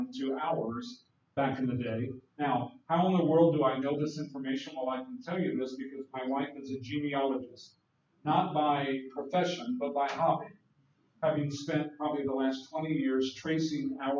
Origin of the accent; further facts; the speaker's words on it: Prince George County, Virginia, United States; graduated in Southeast Virginia from Prince George High School in Prince George County, Virginia